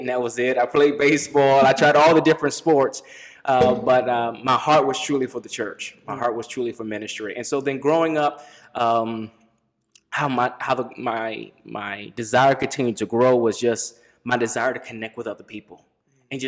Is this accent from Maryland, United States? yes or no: yes; D.C., Maryland, United States; I grew up in Maryland, right outside Washington, D.C.